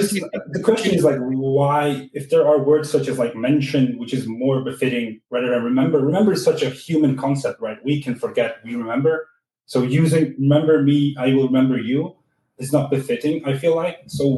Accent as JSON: {"language": "English", "country": "Switzerland", "first_language": "German", "second_language": "English"}